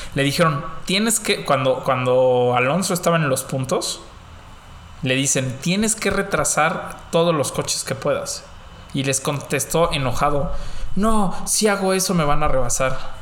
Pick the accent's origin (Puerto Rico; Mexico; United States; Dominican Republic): Mexico; somos mexicanos